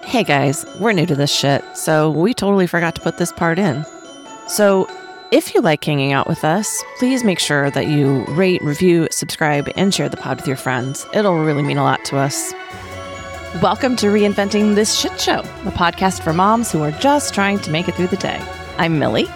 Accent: Alaska, United States

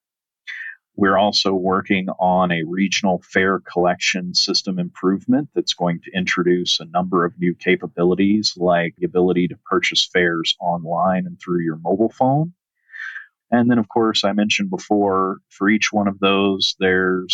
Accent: rural Southern Virginia, United States; now in Arizona, United States; I was actually born and raised on a 140-acre family

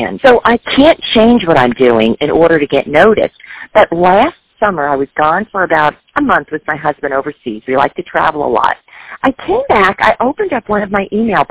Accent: New Jersey, United States; moved away; I was a little girl growing up in New Jersey

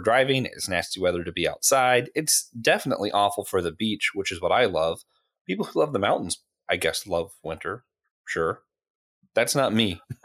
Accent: Florida, United States; moved away; also born or lived in Tennessee; I was born in Tennessee. I grew up in Florida.

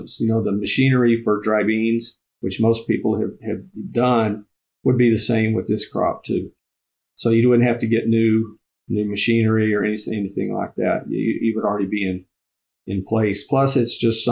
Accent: Texas, United States; now in Nebraska, United States; I'm from Texas originally

